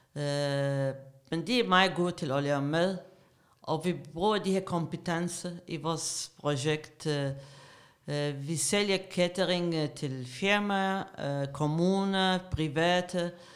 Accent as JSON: {"language": "Danish", "country": "Iraq", "tie": "born or raised there", "second_language": "Danish", "moved": "as an adult", "lives_now": "Denmark", "said": "Jeg kom til Danmark i starten af 90'erne som politisk flygtning. Jeg er iraker"}